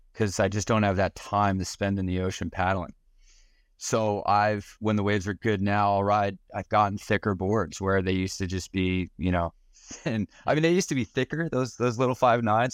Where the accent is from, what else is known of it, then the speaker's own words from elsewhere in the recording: Lavallette, New Jersey, United States; I grew up in La Valette